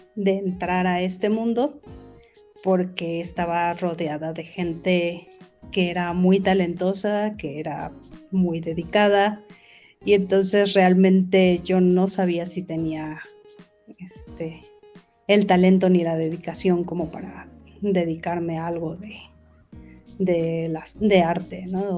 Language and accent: Spanish; Mexico City, Mexico; yo soy de la Ciudad de México